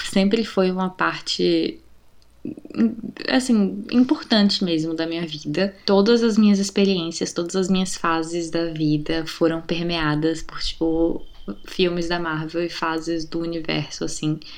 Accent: Brazil

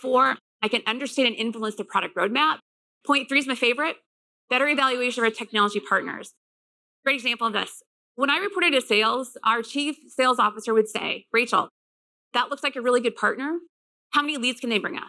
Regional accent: Midwest, United States; I'm from the Midwest.

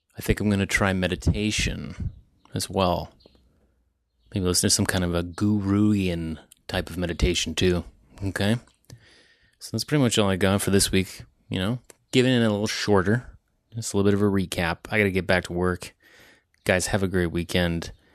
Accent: Ontario, Canada; I'm from Ontario.

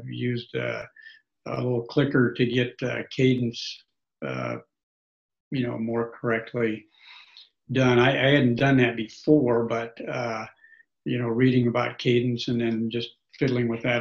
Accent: Beatrice, Nebraska, United States; also born or lived in Grand Island, Nebraska; I grew up in Nebraska. It was Beatrice, but I grew up in Nebraska and came back to Nebraska

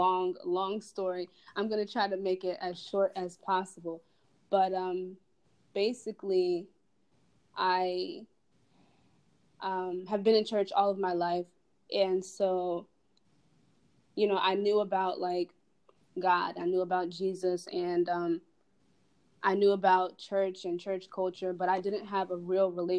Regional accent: Delaware, United States; I am from Delaware

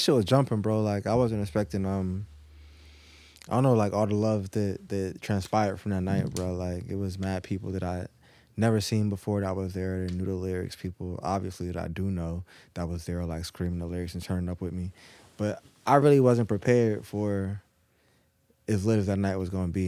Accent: Norfolk, Virginia, United States; also born or lived in Naples, Italy / Tennessee; I was born in Naples, and I was there for probably, like, ten days, and I was back in Norfolk

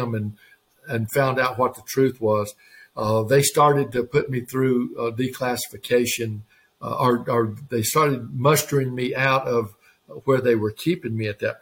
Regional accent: Georgia, United States; moved away; also born or lived in Alabama / Oklahoma; shortly after that, we moved to Georgia.

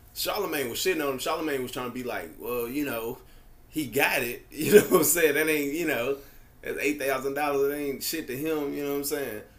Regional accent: Nashville, Tennessee, United States; I grew up out in Bellevue

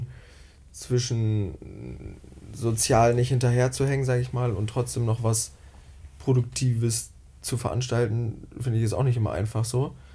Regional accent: near Bielefeld, North Rhine-Westphalia, Germany; moved away as an adult; now in Cologne, Germany; Ich komme ähm, aus der Nähe von Bielefeld

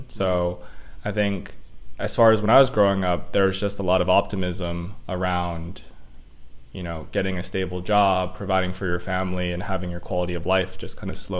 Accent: Elk Grove, California, United States; For the people listening out there, I'll say Elk Grove is more commonly referred to as Sacramento.

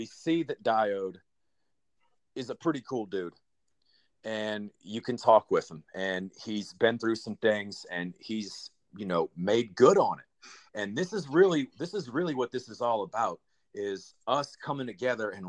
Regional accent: New Orleans, Louisiana, United States; I grew up in New Orleans.

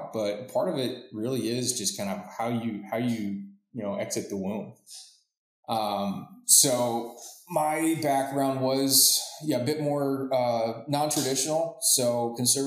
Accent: Florida, United States; I was born in Florida

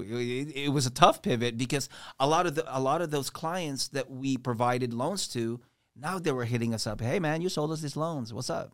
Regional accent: Washington, District of Columbia, United States; also born or lived in Philippines; Grew up in D C

